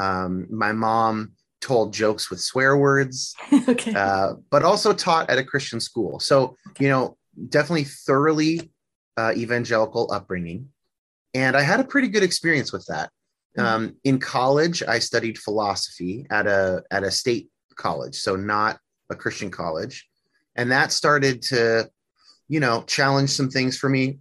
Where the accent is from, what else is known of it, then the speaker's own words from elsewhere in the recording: near San Francisco, Northern California, United States; now in Seattle, United States; I grew up in California, uh, in Northern California. Not, I didn't grow up in Hollywood. I grew up near San Francisco